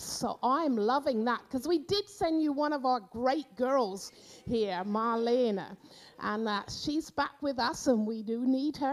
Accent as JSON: {"language": "English", "area": "Cornwall", "region": "South West England", "country": "United Kingdom", "tie": "born or raised there", "moved": "as an adult", "lives_now": "Austria", "said": "I grew up in the Methodist church down in Cornwall"}